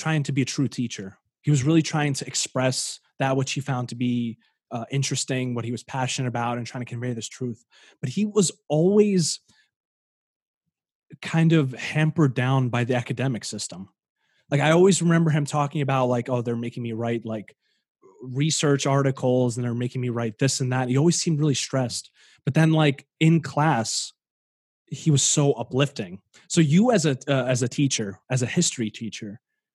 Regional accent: Ukraine; moved away; I was born in Ukraine, and I know a little bit of Russian. Obviously, I know Ukrainian.

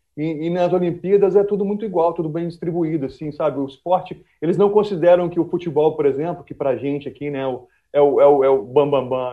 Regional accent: Vitória, Espírito Santo, Brazil; a gente é de Vitória

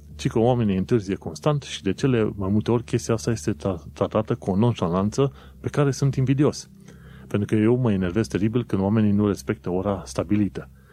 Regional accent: Romania; moved away as an adult; now in London, United Kingdom; pentru mine, ca român, venind în, în UK

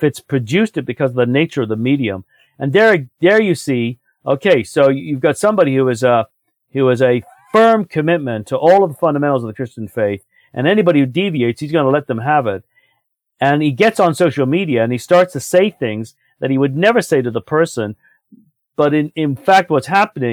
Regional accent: United Kingdom; now in Canada; I was raised in Britain. But I never feel completely, totally at home there the way I do in Canada.

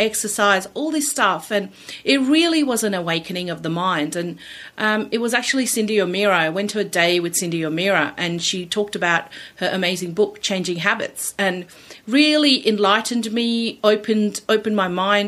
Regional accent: India; now in Australia; I am originally from India. I migrated here 30 years ago with my family

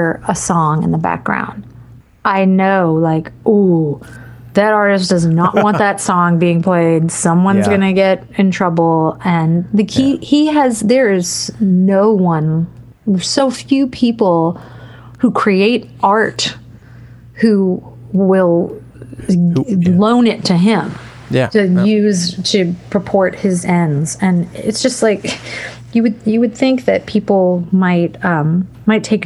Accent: New Orleans, Louisiana, United States; I am from New Orleans, Louisiana

